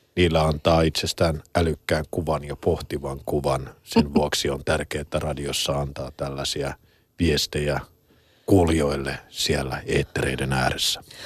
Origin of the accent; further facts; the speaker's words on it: Helsinki, Uusimaa, Finland; olen täällä Pasila studiosta, mä oon to, kotoisin tuosta noin 300 metrin päästä